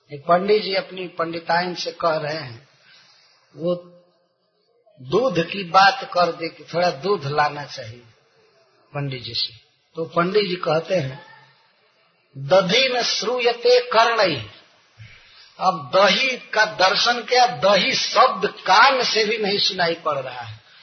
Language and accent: Hindi; India; हमारे गांव से बनारस लगभग पड़ता है नब्बे किलोमीटर होगा